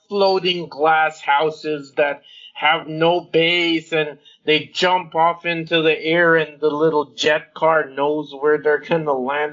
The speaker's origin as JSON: {"language": "English", "country": "Jamaica", "said": "I'm Jamaican"}